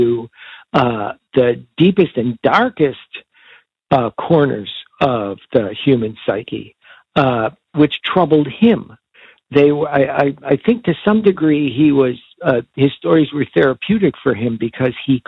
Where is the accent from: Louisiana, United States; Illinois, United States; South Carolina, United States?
Illinois, United States; Chicago; We were growing up in Chicago